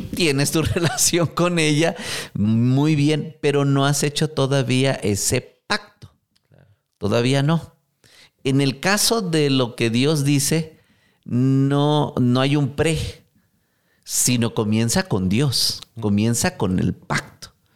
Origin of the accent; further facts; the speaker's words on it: Mexico; como buen mexicano